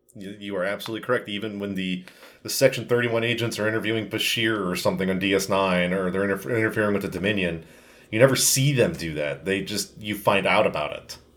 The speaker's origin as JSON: {"language": "English", "country": "United States", "said": "as an American citizen"}